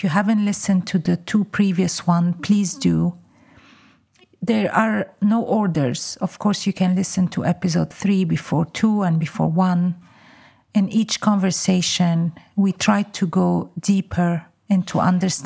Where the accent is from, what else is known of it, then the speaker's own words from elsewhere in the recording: Lebanon; moved away; I come from Lebanon